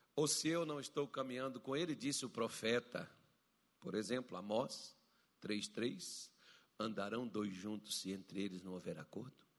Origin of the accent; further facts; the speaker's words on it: Brazil; nós que somos brasileiros